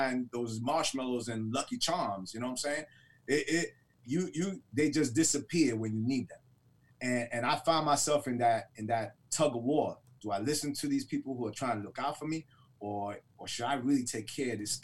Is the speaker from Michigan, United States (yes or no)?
yes; Detroit, Michigan, United States; growing up in Detroit